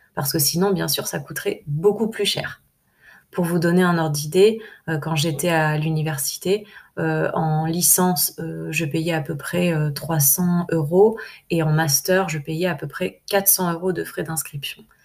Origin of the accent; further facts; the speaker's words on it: France; en tant que, en tant que française